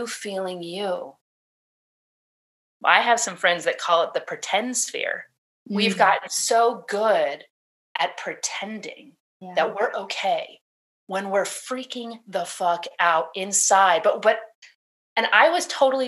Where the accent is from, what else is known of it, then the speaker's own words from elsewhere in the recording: California, United States; I was born in California